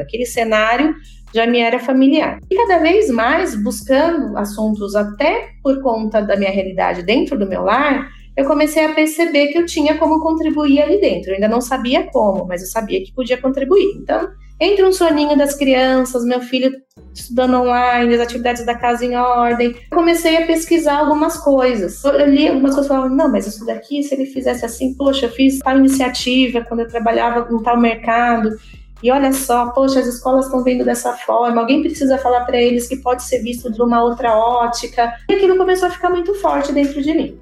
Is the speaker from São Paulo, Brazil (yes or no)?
yes; Campinas, São Paulo, Brazil; eu sou originalmente de Campinas